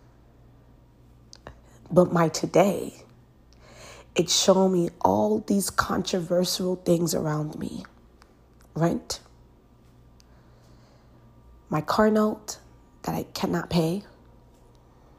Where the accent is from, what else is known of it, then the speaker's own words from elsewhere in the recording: Nigeria; Nigerians, I'm Nigerian